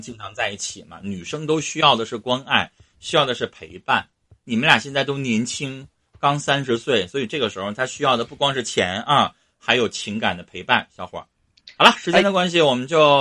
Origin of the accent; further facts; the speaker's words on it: Northeast China, China; accent: Northeastern Mandarin; 我们东北话